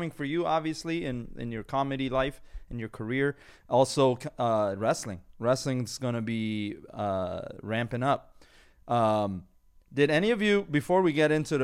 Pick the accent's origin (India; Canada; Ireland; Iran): Iran; accent: Persian; now in Los Angeles, United States; My Persian accent kicked in.